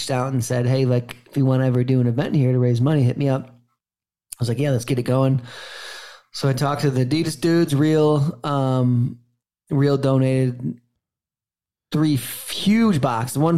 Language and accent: English; Warren, Michigan, United States; out of Warren, and that's where I was born. And for the first 9 years of my life, I was raised Warren, East Detroit